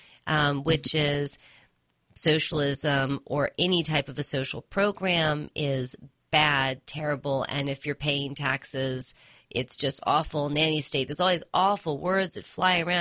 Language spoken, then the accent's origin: English; United States; my sense as an American